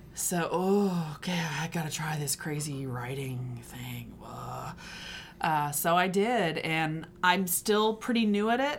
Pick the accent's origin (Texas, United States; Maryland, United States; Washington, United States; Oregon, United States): Texas, United States; moved away as an adult; also born or lived in Connecticut; now in Brooklyn, United States; I grew up in Texas.